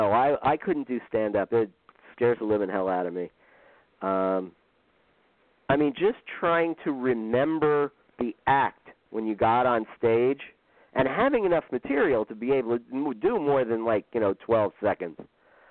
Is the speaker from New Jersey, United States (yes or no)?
yes; Irvington, New Jersey, United States; my hometown. He's from Irvington, New Jersey, which now makes me the greatest living comedic talent from Irvington, New Jersey